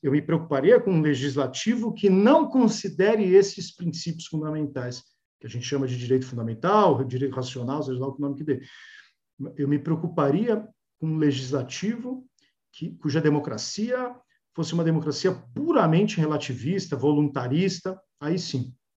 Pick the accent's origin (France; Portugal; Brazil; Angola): Brazil; como brasileiros